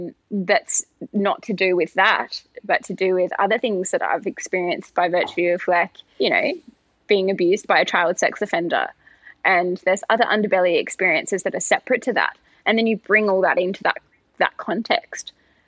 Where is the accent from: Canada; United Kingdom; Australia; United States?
Australia; We have the same machinations or similar machinations here in Australia. And throughout my year as Australian of the Year in 2021, I saw a lot of that too.